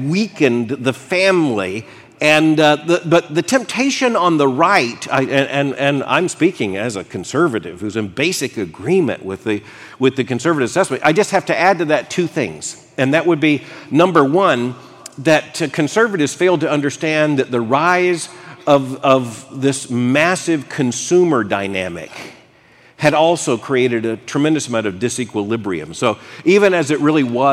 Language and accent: English; Florida, United States; growing up in Florida